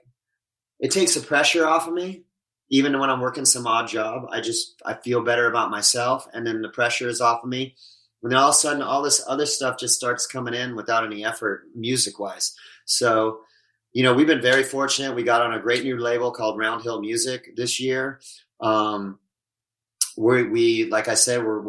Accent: Southern California, United States; also born or lived in Oklahoma; I grew up in Southern California, but I was always in a small country town

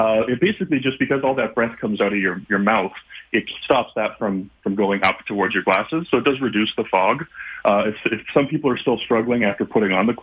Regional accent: Canada; We're a family-run business, and we're all from Canada

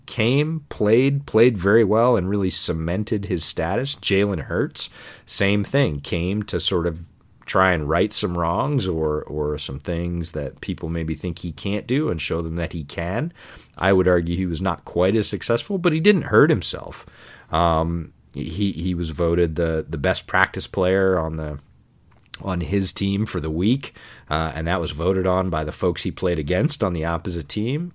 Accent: Ithaca, New York, United States; I grew up in upstate, not far from New Paltz

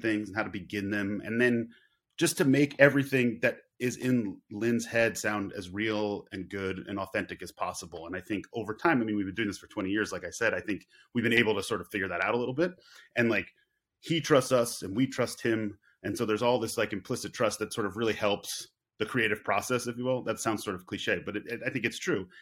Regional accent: Long Island, New York, United States; I grew up on Long Island

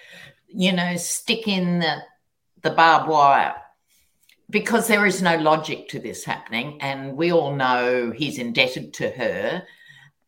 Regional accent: Australia; as an Australian

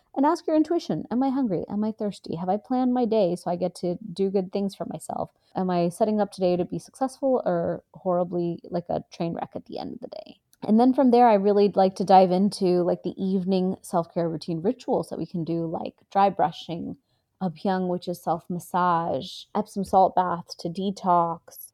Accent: Houston, Texas, United States; also born or lived in India; So, I'm from Houston, Texas. I grew up kind of living in two worlds, India and Texas

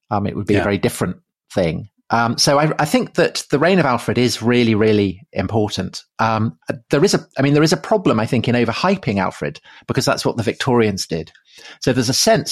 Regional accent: near Wilton, Wessex, South West England, United Kingdom; I grew up near Wilton

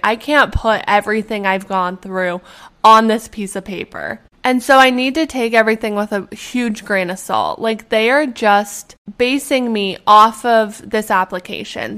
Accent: Edmonton, Alberta, Canada; moved away; The medical school at U of A, which is in my hometown

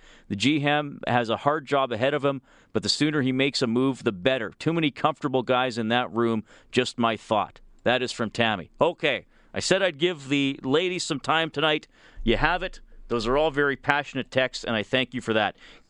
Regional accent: Montreal, Quebec, Canada; I'm from Montreal. People would be angry and put their money elsewhere if the Habs played as badly for as long as the Oilers have.

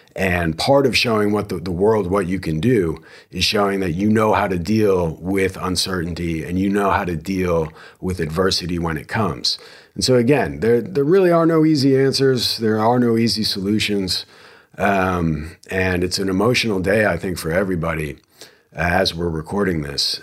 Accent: New Jersey, United States; now in Texas, United States; I am from New Jersey

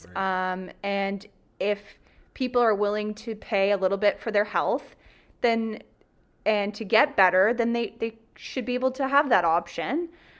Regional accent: Brussels, Ontario, Canada; Brussels, Ontario. Woo. So when I went to university, people thought when I said Brussels that I was Brussels, Belgium. Wow. Not Belgium. Brussels, Ontario, Huron County.

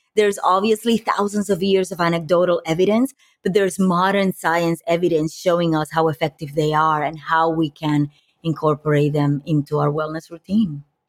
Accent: Puerto Rico; moved away as an adult; also born or lived in New York; now in Los Angeles, United States; growing up in Puerto Rico, I moved, uh, into, from Puerto Rico to New York when I was in my early twenties to go to college

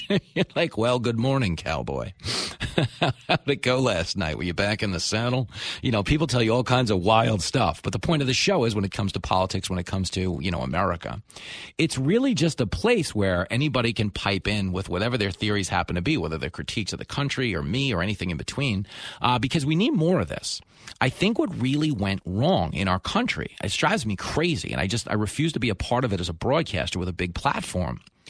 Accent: United States; I'm joking because I'm an American.

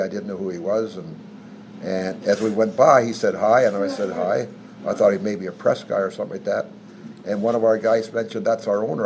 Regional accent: Smithers, British Columbia, Canada; moved away; I'm from British Columbia and Smithers, British Columbia

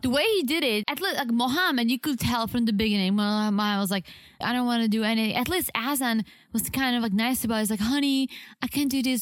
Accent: Czechia; moved away; my hometown in the Czech Republic

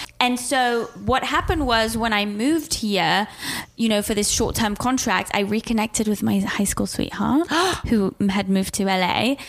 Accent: Switzerland; moved away as an adult; also born or lived in England; now in United States; So I grew up in Switzerland

